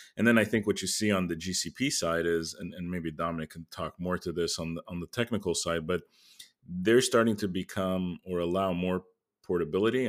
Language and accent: English; Canada; as a Canadian